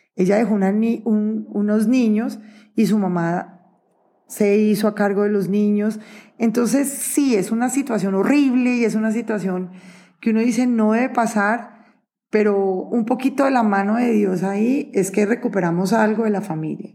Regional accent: Neiva, Huila, Colombia; nací en Neiva Huila y hay que apoyar la tierrita

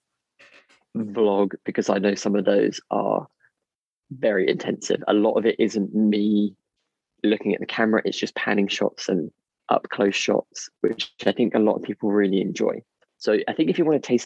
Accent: United Kingdom; we're very British

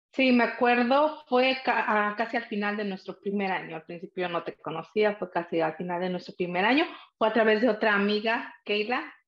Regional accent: San Pablo Atipan, Puebla, Mexico; also born or lived in Salinas, California; now in United States; ahí crecí eh, en un pequeño pueblo que se llama San Pablo Atipan y es parte del estado de Puebla

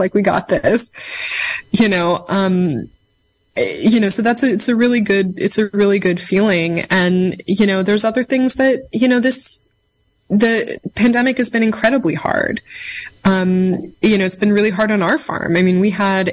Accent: Mendocino Coast, California, United States; moved away as an adult; also born or lived in Portland, Oregon; I'm from the Mendocino Coast originally, but I'd left to go to college

